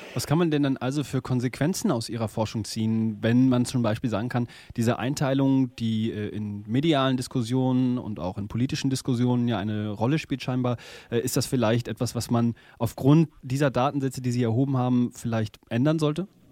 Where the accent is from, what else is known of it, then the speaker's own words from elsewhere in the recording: Rhineland, Germany; Ich bin im Rheinland geboren